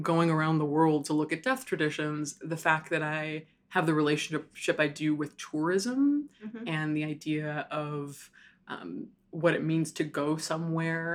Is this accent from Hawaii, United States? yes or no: yes; Hawaii, United States; moved away as an adult; also born or lived in Chicago; I grew up in Hawaii. I was born and raised in Hawaii